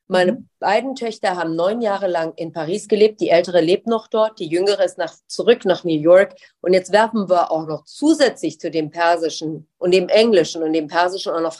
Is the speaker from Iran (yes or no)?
yes; Iran; Jedes Mal, wenn ich gefragt wurde, wo kommst du eigentlich her? Dann habe ich gesagt, genau wie ich es auch in Deutschland gesagt hatte, ich bin persisch.